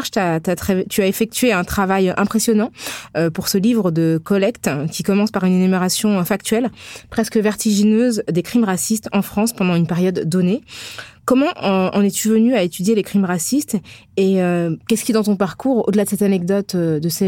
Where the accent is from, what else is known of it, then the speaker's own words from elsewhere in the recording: Algeria; elle sait que je suis algérienne